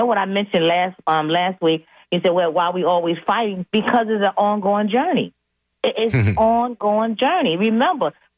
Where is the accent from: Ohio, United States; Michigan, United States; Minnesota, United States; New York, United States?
New York, United States; growing up in New York